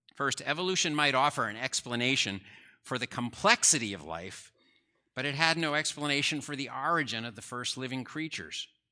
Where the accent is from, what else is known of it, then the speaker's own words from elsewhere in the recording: New Jersey, United States; I grew up in New Jersey